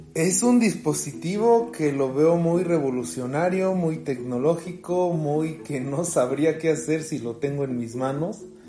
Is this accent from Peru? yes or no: no; Mexico; soy de México